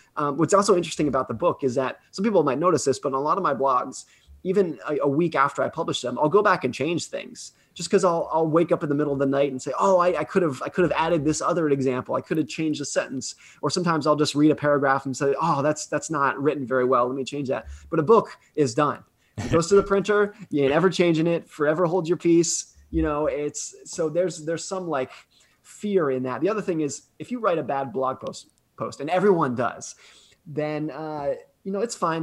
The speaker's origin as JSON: {"language": "English", "country": "United States", "tie": "born or raised there", "said": "I grew up ski racing in Lake Tahoe"}